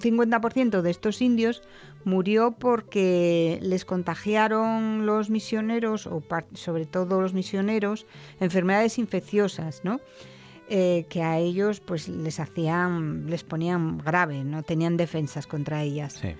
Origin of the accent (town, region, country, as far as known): Asturias, Spain